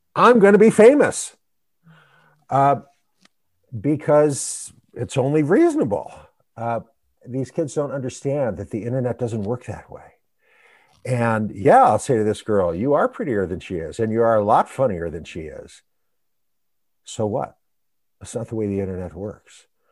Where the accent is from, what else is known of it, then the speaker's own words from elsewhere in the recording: United States; we Americans